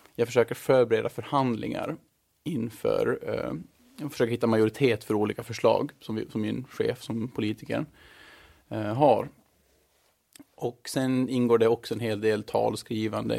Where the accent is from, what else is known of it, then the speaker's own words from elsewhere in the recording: Mariehamn, Åland Islands; moved away as an adult; also born or lived in Stockholm; now in Brussels, Belgium; Jag är född och uppvuxen i Mariehamn